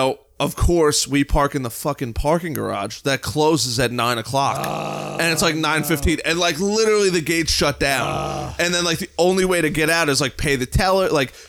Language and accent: English; United States; I'm from the United States.